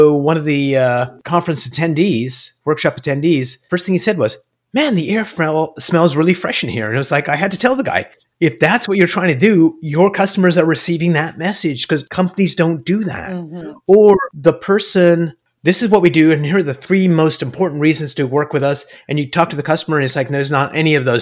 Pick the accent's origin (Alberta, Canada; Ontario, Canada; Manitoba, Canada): Ontario, Canada; Toronto; moved away as an adult; now in United States; I am a Toronto boy